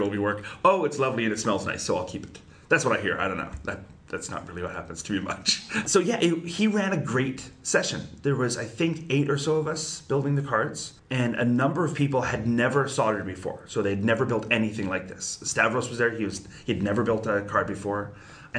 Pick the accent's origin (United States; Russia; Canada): Canada; I'm a Canadian